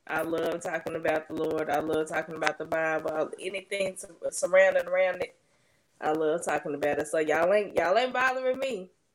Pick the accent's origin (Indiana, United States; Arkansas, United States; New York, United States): Arkansas, United States; Little Rock; I'm actually from Little Rock, Arkansas